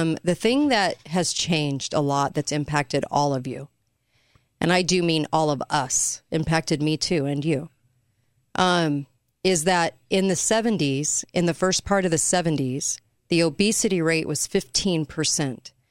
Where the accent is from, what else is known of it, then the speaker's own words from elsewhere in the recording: California, United States; I grew up in California